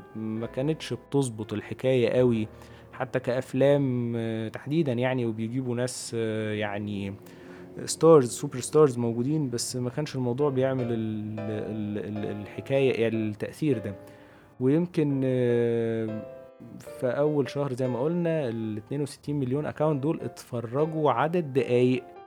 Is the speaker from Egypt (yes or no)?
yes; Egypt; عندنا في مصر